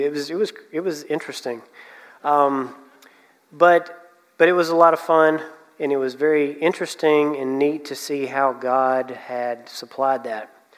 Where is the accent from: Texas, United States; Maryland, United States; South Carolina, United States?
South Carolina, United States; Anderson; I'm from Anderson